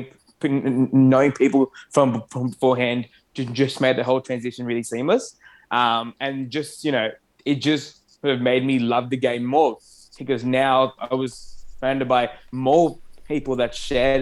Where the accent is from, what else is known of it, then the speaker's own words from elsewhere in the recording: Australia; first language Arabic; English is a second language; me playing soccer for the first time in Australia, that was literally how I learned English. That was literally how I became Australian almost.